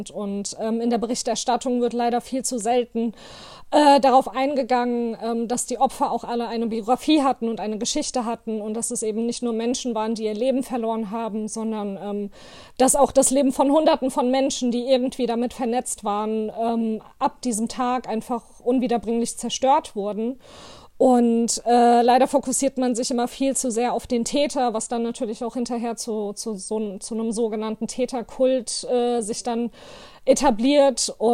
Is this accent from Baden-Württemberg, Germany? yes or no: no; Hanau, Hesse, Germany; now in Offenbach, Germany; aus Offenbach. Ich bin geboren und aufgewachsen in Hanau